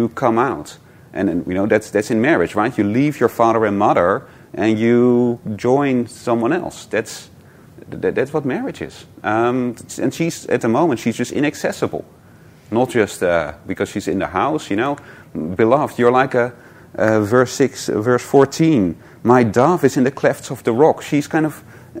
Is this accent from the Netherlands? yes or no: yes; Netherlands; moved away; I'm from Holland